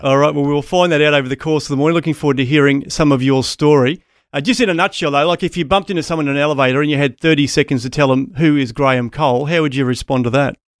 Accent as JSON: {"language": "English", "town": "Townsville", "region": "Queensland", "country": "Australia", "tie": "born or raised there", "said": "I grew up in Townsville"}